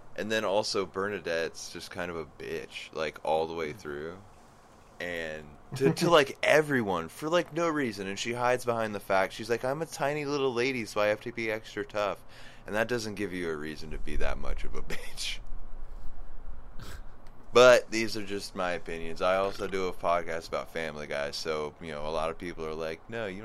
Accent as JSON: {"language": "English", "town": "New Orleans", "region": "Louisiana", "country": "United States", "said": "Because I'm from the Deep South. I'm from New Orleans, and this episode felt really, really right."}